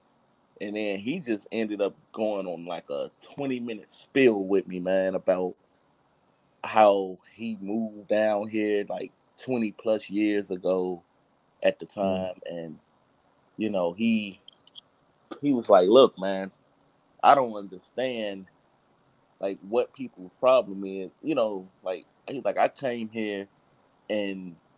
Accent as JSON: {"language": "English", "town": "Chicago", "region": "Illinois", "country": "United States", "moved": "as an adult", "lives_now": "Houston, United States", "said": "I'm originally from Chicago"}